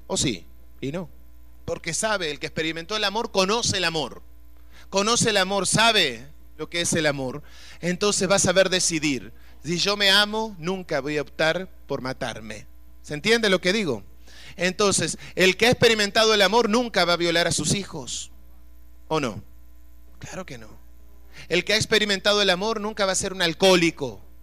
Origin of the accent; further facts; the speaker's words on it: Uruguay; yo soy de Uruguay, nosotros estamos rodeados de agua